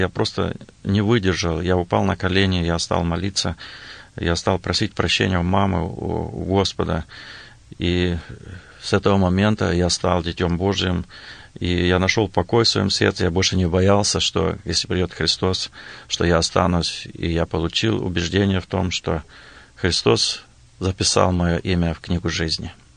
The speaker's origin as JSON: {"language": "Russian", "area": "Blagoveshchenka", "region": "Western Siberia", "country": "Russia", "tie": "born or raised there", "moved": "yes", "lives_now": "Lincoln, United States", "said": "Я родился и вырос в Западной Сибири, э, в районном центре"}